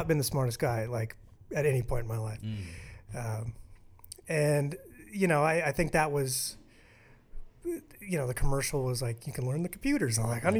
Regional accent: The Woodlands, Texas, United States; moved away as an adult; also born or lived in Aurora, Colorado / Kansas City; now in Colorado, United States; they moved me down to the Woodlands, Texas on my 4th birthday.

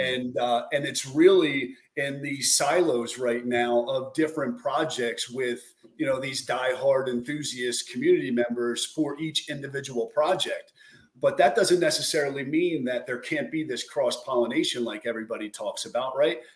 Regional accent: New Jersey, United States; born and raised in South Jersey outside of Philadelphia

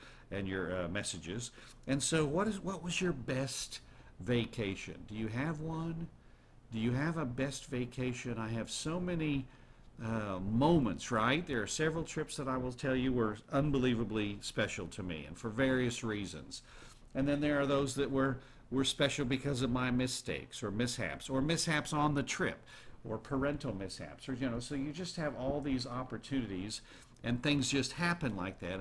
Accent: United States; I was born in America

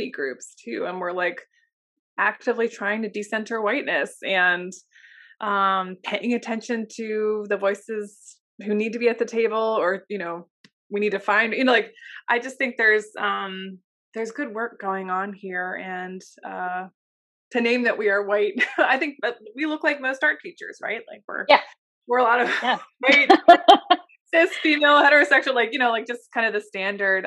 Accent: Philadelphia, Pennsylvania, United States; I grew up in Olney.

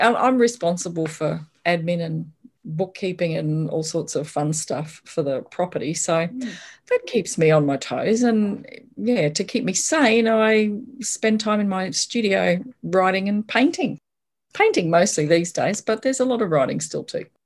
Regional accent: Brisbane, Queensland, Australia; I grew up in Brisbane and went to the state school up the road

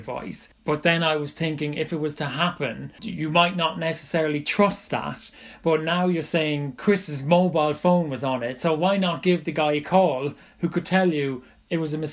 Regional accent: Ireland; I grew up in Ireland

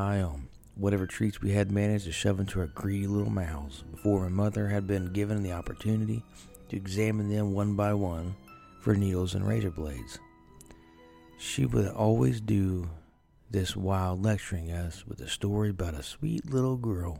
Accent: Ohio, United States; I am from Ohio, so northeast

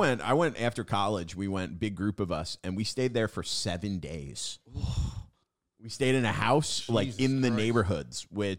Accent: Long Island, New York, United States; I'm from Long Island.

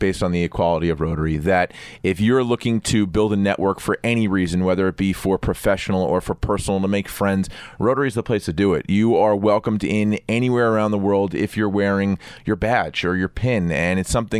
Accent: New York, United States; And here it is, I'm a banker from New York.

